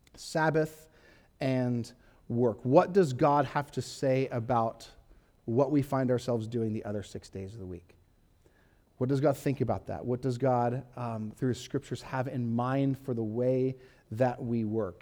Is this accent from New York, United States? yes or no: no; Huntington Beach, California, United States; I grew up in Huntington Beach, California